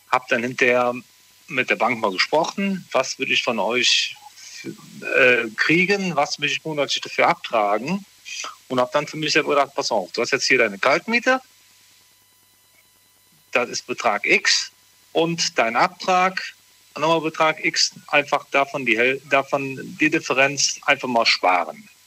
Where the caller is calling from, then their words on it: Morsbach, North Rhine-Westphalia, Germany; Ich komme aus Morsbach.